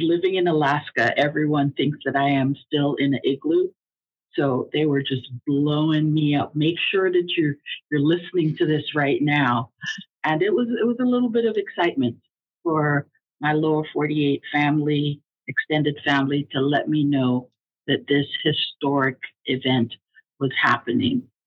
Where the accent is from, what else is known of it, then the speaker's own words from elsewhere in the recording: Jamaica; also born or lived in Hollis, Queens, New York; now in United States; us uh, original Jamaicans. I, I was born in Jamaica. I'm a naturalized uh, U.S. citizen.